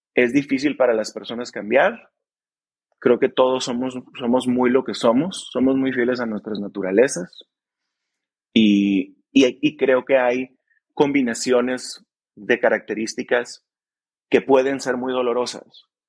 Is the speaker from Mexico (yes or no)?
yes; Mexicali, Baja California, Mexico; somos de Mexicali los tres